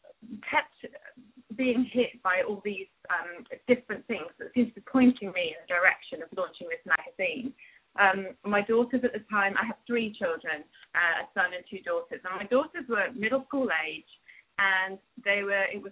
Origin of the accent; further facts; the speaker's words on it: United Kingdom; moved away as an adult; also born or lived in London; now in United States; I grew up in Thatcher's Britain